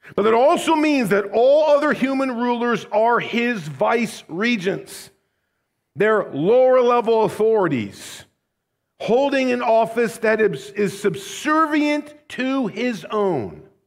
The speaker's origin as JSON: {"language": "English", "country": "United States", "said": "American Christians"}